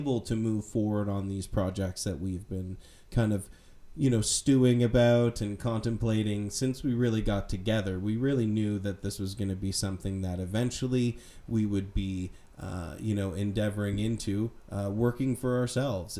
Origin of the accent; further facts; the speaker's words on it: Nova Scotia, Canada; I grew up in Nova Scotia